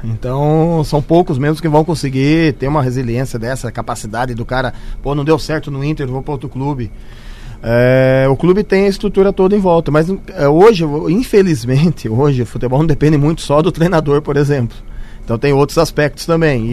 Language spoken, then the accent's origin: Portuguese; Santa Bárbara d'Oeste, São Paulo, Brazil; Sou do interior de São Paulo, Santa Bárbara do Oeste